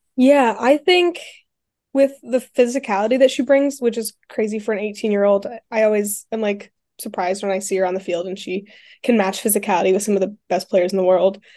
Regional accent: Colorado, United States; moved away; I'm from Colorado

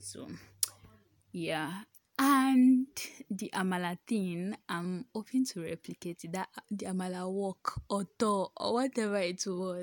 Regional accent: Ibadan, Oyo, Nigeria; accent: H factor; I'm from Ibadan.

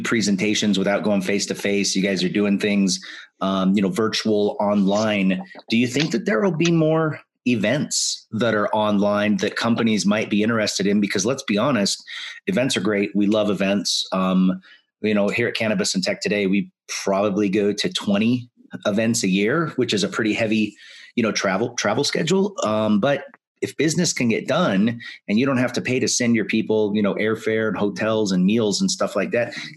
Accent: Spokane, Washington, United States; graduated from high school in Spokane

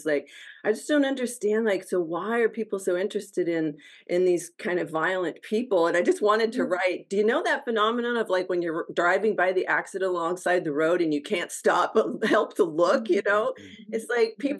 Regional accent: United States; I'm very Scandinavian, even though I'm American. My grandfather came from Sweden.

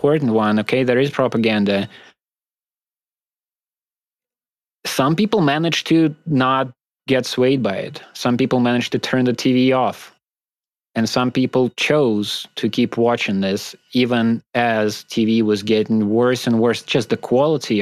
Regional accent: Moscow, Russia; from Moscow.

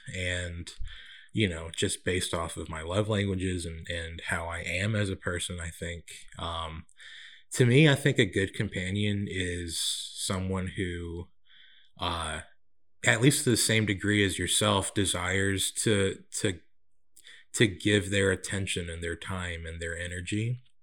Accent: Central California, United States; also born or lived in Winder, Georgia; now in Atlanta, United States; I was born and raised in Central California and moved to, uh, Winder, Georgia in, uh, two thousand

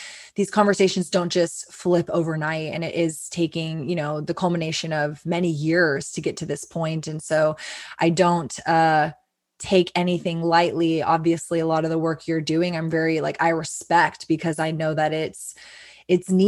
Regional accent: Texas, United States; as a Texan

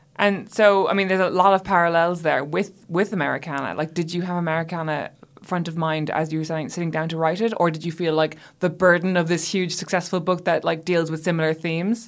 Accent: Ireland; moved away; my home country

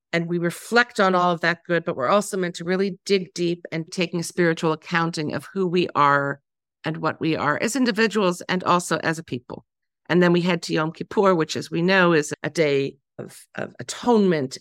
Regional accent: Canada; I'm Canadian

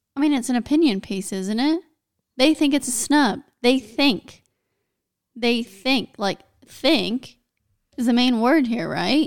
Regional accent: United States; I'm American

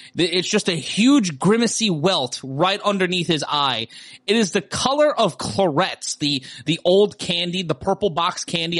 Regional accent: New York City, New York, United States; growing up in Brooklyn, there was a Kingdom Hall in our neighborhood

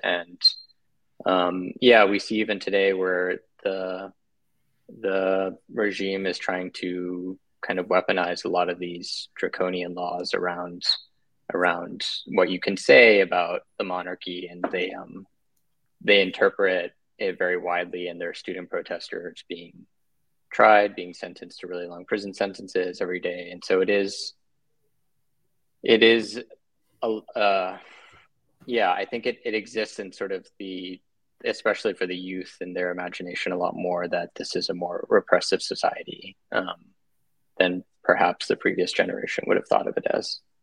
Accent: Bangkok, Thailand; I'm I'm half American, half Thai, and I grew up in Bangkok

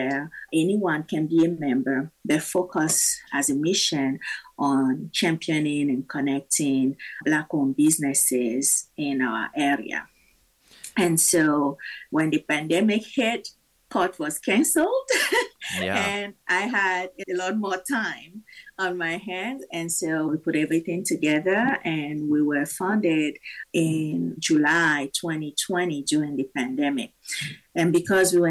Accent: Togo; now in Omaha, United States; But I am originally from Togo in West Africa. I've been an Omahan by choice for about 23 years now.

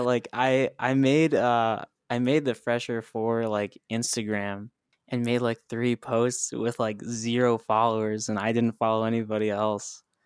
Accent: Highland, Indiana, United States; now in Nashville, United States; We're, we're actually from this town called Highland, Indiana. So I'm a Hoosier.

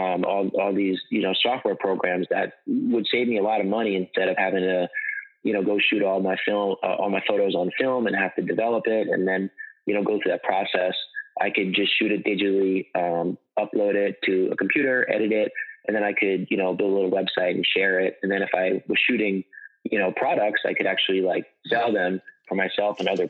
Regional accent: Southampton, New York, United States; I grew up on Eastern Long Island

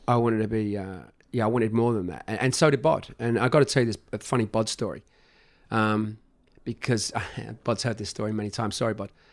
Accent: London, United Kingdom; moved away as an adult; also born or lived in United States; I was from Northwest London

